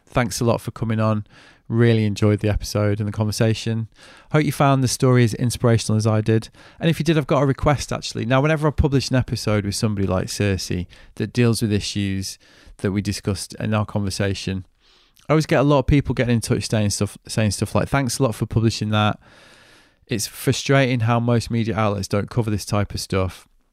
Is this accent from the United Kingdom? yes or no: yes; United Kingdom; now in United States; as a Brit